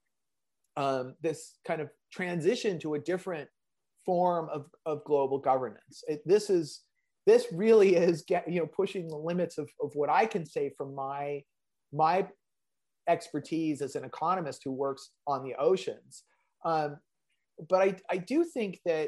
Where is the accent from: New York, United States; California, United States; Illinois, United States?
California, United States; San Diego; I grew up in San Diego